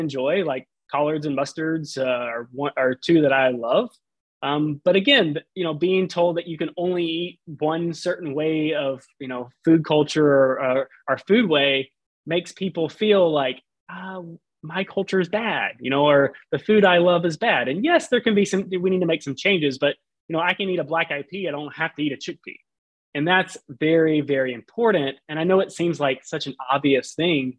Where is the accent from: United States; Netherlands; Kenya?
United States; Southern Alabama; now in Houston, United States; I grew up in Southern Alabama on the coast